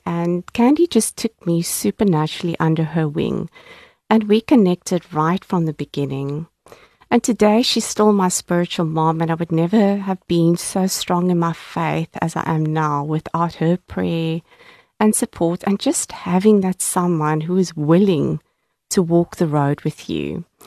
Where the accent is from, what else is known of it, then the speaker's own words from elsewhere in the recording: Cape Town, Western Cape, South Africa; I was born and bred in Cape Town, and um, I grew up in the southern suburbs in a very middle class family